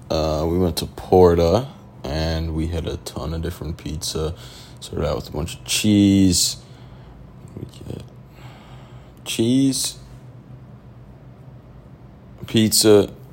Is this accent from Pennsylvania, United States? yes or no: yes; Bucks County, Pennsylvania, United States; also born or lived in New Jersey; I went to school, high school in New Jersey, but I'm right from good old Bucks County, Pennsylvania.